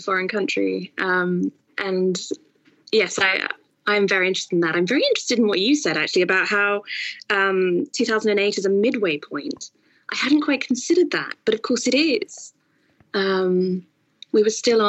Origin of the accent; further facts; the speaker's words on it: Singapore; moved away; also born or lived in York / Cambridge / Oxford; I grew up, in Asia, in Singapore specifically